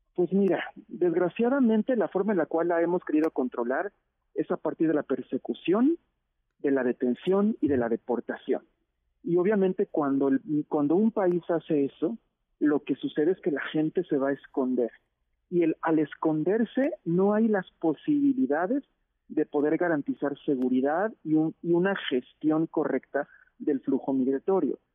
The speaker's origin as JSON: {"language": "Spanish", "country": "Mexico", "said": "nosotros como mexicanos y mexicanas"}